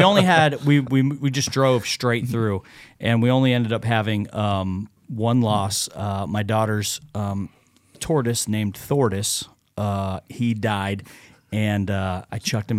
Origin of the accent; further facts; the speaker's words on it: Phoenix, Arizona, United States; moved away as an adult; now in Knoxville, United States; I'm originally from Phoenix, Arizona